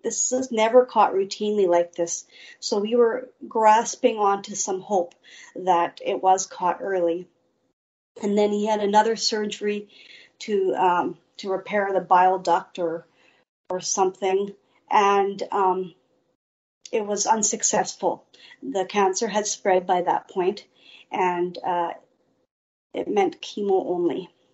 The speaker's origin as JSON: {"language": "English", "town": "Steinbach", "region": "Manitoba", "country": "Canada", "tie": "born or raised there", "also_born_or_lived": "Winnipeg", "said": "I grew up near Steinbach, and I grew up in a loving home"}